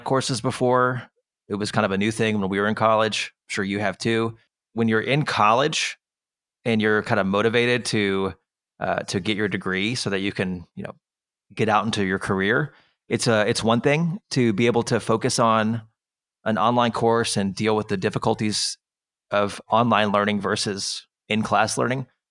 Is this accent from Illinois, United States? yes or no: no; Austin, Texas, United States; I was born, I was raised in Austin